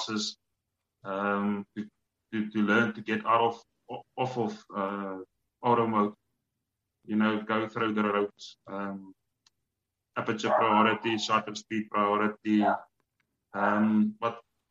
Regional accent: South Africa; I'm from South Africa

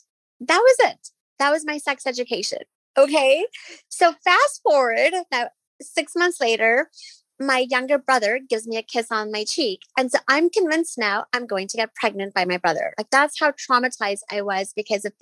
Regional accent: Nairobi, Kenya; I grew up in Nairobi, Kenya, in a very traditional, strict Muslim household.

